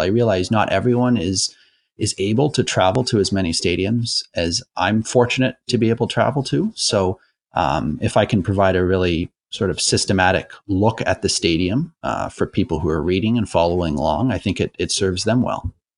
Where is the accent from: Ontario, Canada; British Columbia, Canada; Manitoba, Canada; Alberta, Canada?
Ontario, Canada; Toronto; I grew up in Toronto and I went to my first game when I was six